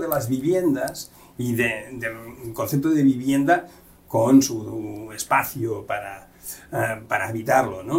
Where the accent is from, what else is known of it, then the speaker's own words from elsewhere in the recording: Catalonia, Spain; now in Mérida, Mexico; Desde el catalán, aquí tiro agua para mi tierra